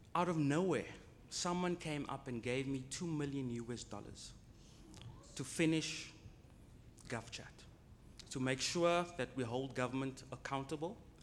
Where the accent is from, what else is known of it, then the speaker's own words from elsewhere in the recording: Cape Town, Western Cape, South Africa; I'm from Cape Town.